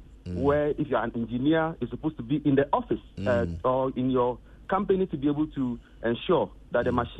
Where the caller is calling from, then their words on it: Tema, Greater Accra, Ghana; I'm calling from Tema.